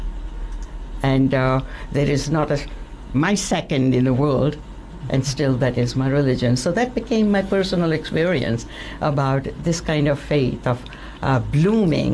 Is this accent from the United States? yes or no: no; India; moved away; also born or lived in London; I was born in India, a Hindu